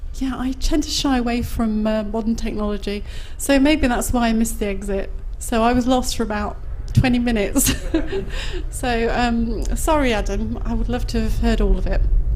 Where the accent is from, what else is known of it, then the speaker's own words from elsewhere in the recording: Nottingham, East Midlands, United Kingdom; from Nottingham. Nottingham. A up my dock, that's hello in Nottingham.